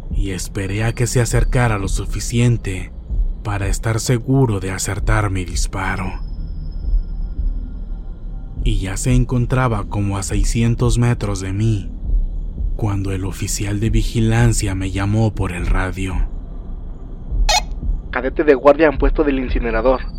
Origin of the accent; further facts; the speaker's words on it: Monterrey, Nuevo León, Mexico; Soy de Monterrey, Nuevo León. Actualmente tengo 51 años y lo que me pasó fue cuando tenía 10 u 11 años. En aquel entonces vivíamos en Guadalupe, Nuevo León, con mi madre.